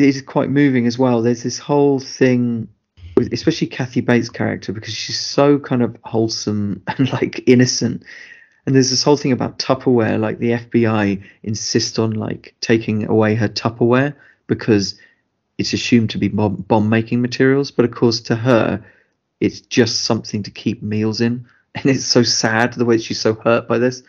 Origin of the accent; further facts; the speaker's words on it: United Kingdom; as British people